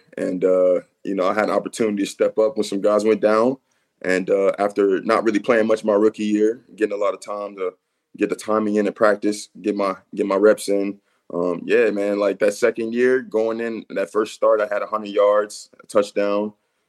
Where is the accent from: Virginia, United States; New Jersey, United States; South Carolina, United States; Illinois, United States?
Illinois, United States; Westchester; moved away as an adult; also born or lived in New Orleans; now in Winnipeg, Canada; I mean, I'm from, Westchester, Illinois. Suburb outside Chicago.